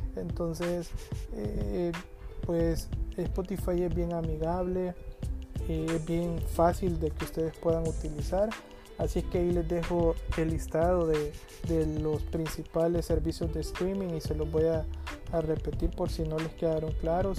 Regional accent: El Salvador; todos somos salvadoreños

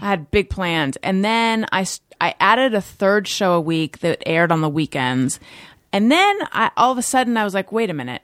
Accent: Orange County, California, United States; Orange County, California.

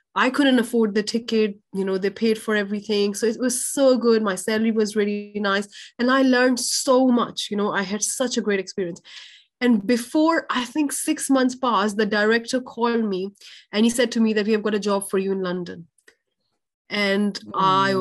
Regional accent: Pakistan; i was born in a very in a lower middle class family in pakistan

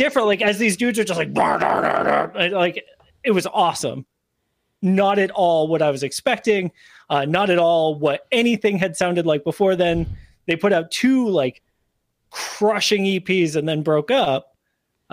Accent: Northeast, United States; I'm from the Northeast

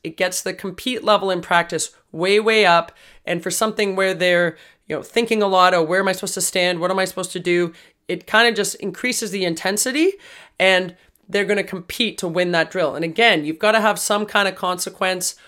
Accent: Toronto, Ontario, Canada; We're from Toronto

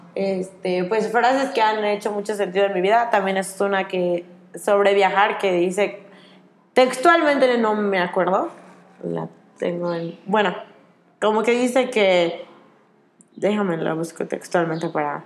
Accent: Mexico; yo que soy de México

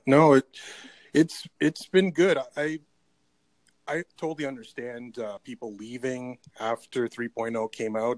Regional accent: Canada; I'm Canadian

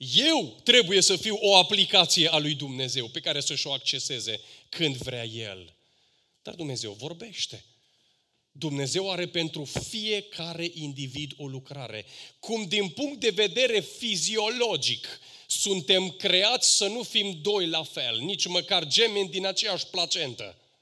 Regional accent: Romania; noi ca români

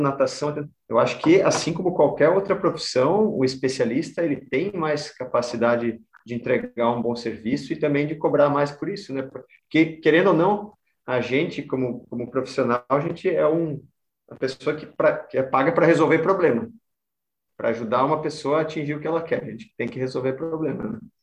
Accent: Caçador, Santa Catarina, Brazil; now in Florianópolis, Brazil; eu sou do, do meio oeste aqui, sou lá de Caçador

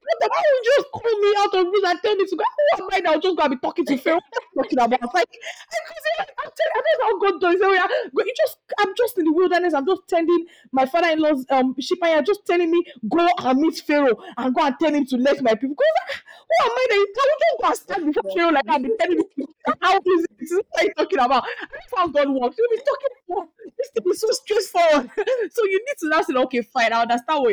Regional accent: Nigeria; as a Nigerian daughter

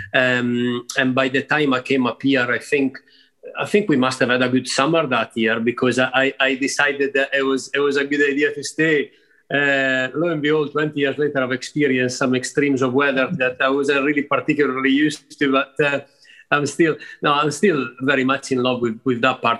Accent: Rivolta d'Adda, Lombardy, Italy; moved away as an adult; also born or lived in Milan; so I was born and brought up there outside Milan at a place called Rivolta d'Adda, uh, which is a small town.

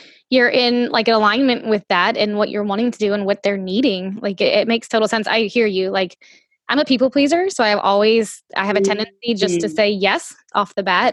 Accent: the South, United States; I'm from the South

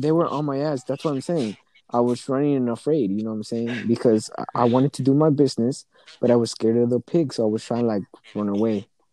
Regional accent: United States; It's my parents' home country because I was born here in the U.S.

